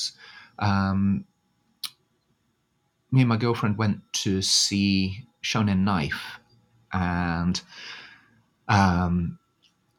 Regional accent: United Kingdom; moved away as an adult; now in Tokyo, Japan

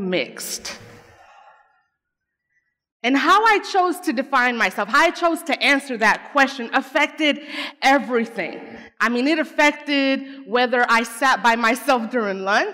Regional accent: Arcadia, Florida, United States; English is a second language; growing up in Arcadia, Florida

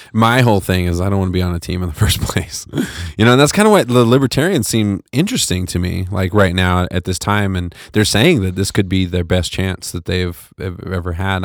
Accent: United States; I was from America, from the United States

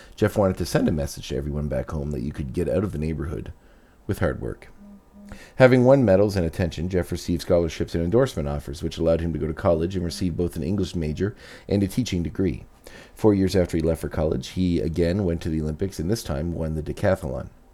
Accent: Canada; as a Canadian

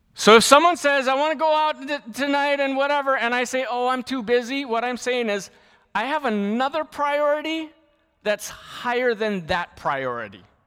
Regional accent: Lahaina, Hawaii, United States; I grew up in Lahaina, Maui, which is probably the best place in the world to grow up.

